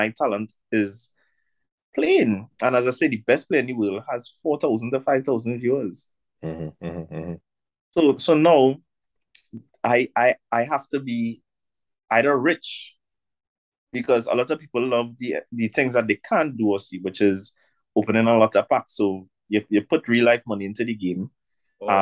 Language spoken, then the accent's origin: English; Trinidad & Tobago; me as a Trinidadian